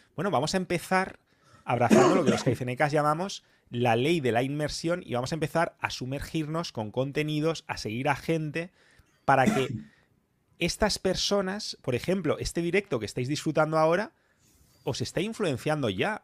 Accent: Spain; yo como español

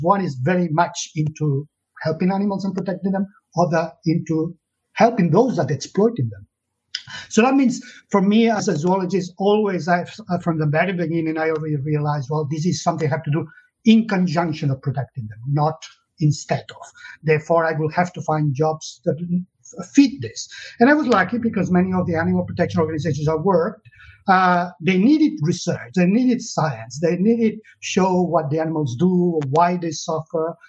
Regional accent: Catalonia, Spain; English is a second language; moved away as an adult; now in United Kingdom; I was born in Catalonia, in the south of uh, Europe, uh, and in the 60s

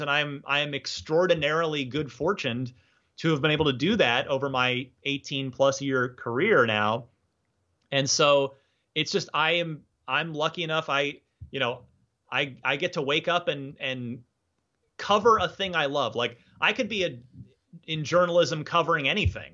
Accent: Phoenix, Arizona, United States; also born or lived in New Jersey; now in San Francisco, United States; the Phoenix area where I, uh, used to live where I mostly grew up. I'm originally from New Jersey

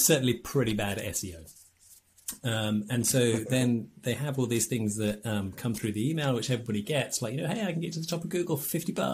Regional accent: England, United Kingdom; we're English

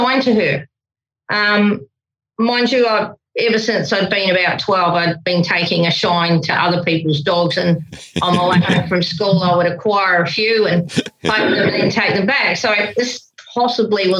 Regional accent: New Zealand; I'm a Kiwi

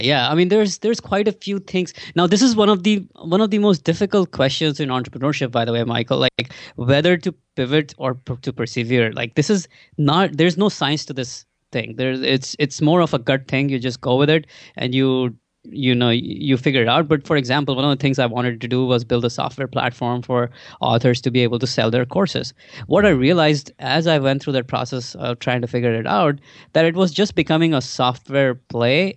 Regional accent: India; moved away as an adult; now in United States; so I grew up in India. I, I grew up, uh, till I was twenty-one, I was actually in India

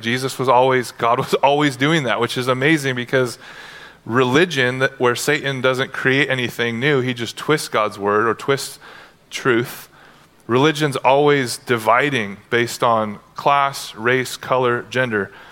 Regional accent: United States; you grew up as an American

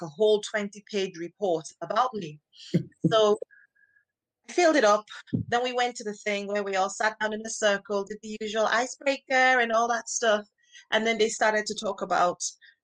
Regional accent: Nigeria; accent: Nigerian; now in United Kingdom; I grew up in Nigeria, where most people are Black

